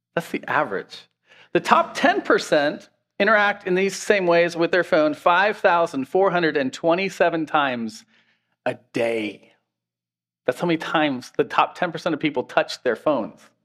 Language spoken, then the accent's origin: English; Washington, United States; now in Pennsylvania, United States; I grew up in Washington State